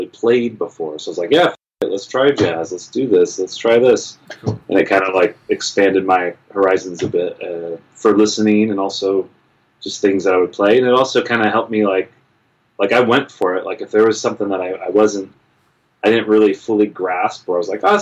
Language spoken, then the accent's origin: English; Palm Springs, California, United States; also born or lived in Los Angeles, California; I grew up in Palm Springs, California, which is about an hour and a half, about 100 miles east of Los Angeles